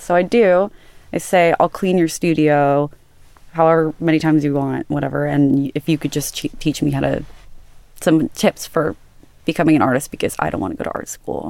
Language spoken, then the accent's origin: English; Los Angeles, California, United States; also born or lived in Santa Barbara; I grew up in Woodland Hills in California, Los Angeles